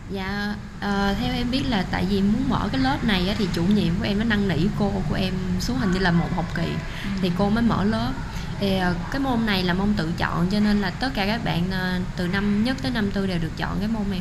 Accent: Vietnam; moved away as an adult; now in Taoyuan, Taiwan; em đến từ Việt Nam

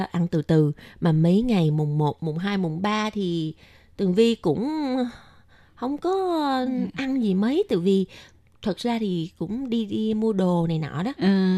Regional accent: Vietnam; now in Taiwan; người Việt Nam mình

